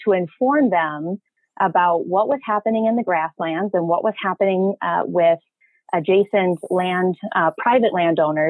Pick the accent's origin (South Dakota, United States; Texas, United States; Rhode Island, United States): South Dakota, United States; also born or lived in Rapid City, South Dakota / Casper, Wyoming; I was born in Western South Dakota and was really lucky to have the Black Hills as my backyard, essentially.